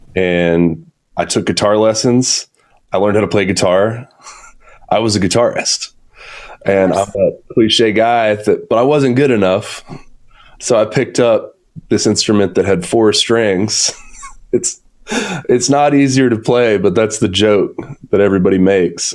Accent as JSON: {"language": "English", "town": "Atlanta", "region": "Georgia", "country": "United States", "tie": "born or raised there", "also_born_or_lived": "Athens, Georgia", "said": "I'm born and raised in Atlanta, still here today"}